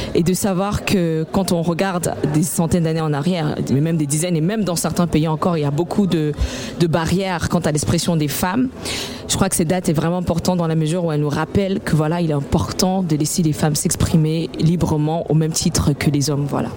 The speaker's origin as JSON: {"language": "French", "country": "Cameroon", "said": "avec cette identité qui m'est propre en tant que Camerounaise, c'est-à-dire que dans le choix des, des langues, dans le choix de, des musiques les rythmes qui accompagnent mes textes, il était important de rappeler d'où je viens"}